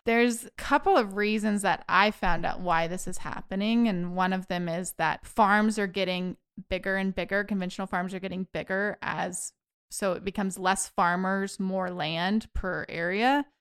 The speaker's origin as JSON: {"language": "English", "area": "Spirville", "region": "Kansas", "country": "United States", "tie": "born or raised there", "moved": "yes", "said": "My hometown, Spirville, Kansas"}